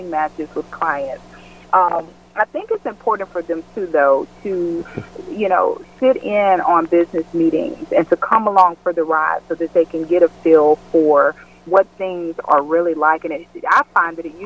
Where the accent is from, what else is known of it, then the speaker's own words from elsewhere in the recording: West Memphis, Arkansas, United States; moved away as an adult; also born or lived in Mississippi / Amsterdam, Netherlands / Spain; I grew up in West Memphis, Arkansas